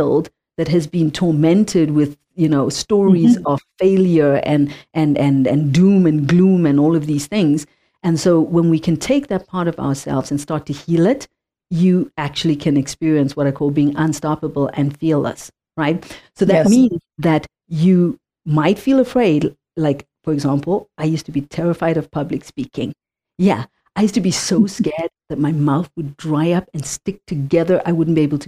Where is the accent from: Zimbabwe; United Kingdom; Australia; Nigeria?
Zimbabwe; moved away; I come from Zimbabwe, I come from Africa, I come from a childhood of apartheid